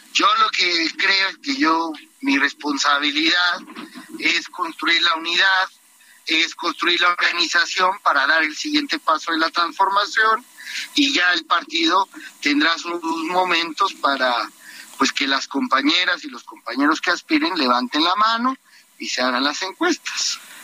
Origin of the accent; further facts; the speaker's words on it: Mexico; yo tengo 34 años y como muchos mexicanos